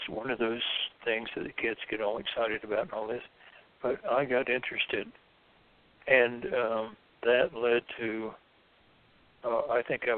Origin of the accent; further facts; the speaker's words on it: Deep South, United States; I was raised in the Deep South, Southern Baptist